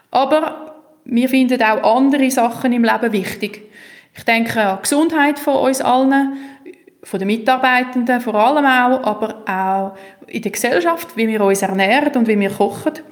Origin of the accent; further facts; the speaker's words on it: Switzerland; Und die Kombination von Bodenständigkeit, Tradition, aber doch Weltoffenheit, wo wir müssen haben als Schweizer, weil wir sind ja wirklich schnell im Ausland, wenn wir von daheim anfangen losfahren